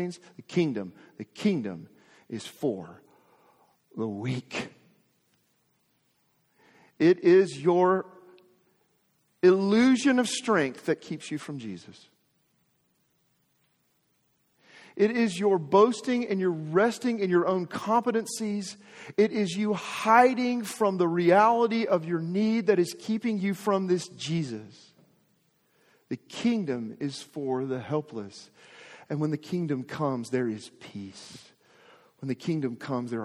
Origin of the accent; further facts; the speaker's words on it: Arkansas, United States; I'm from Arkansas, was born and raised in Arkansas.